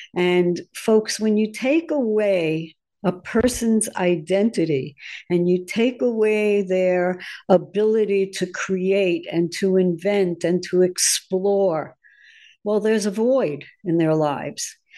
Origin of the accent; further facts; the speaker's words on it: New York, United States; because I'm from New York